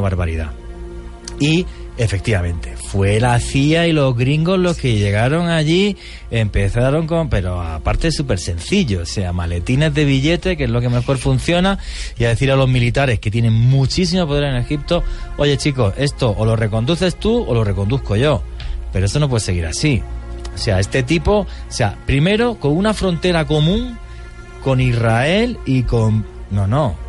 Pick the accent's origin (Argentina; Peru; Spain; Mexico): Spain; moved away; al que le debemos una transición, una transición democrática en mi país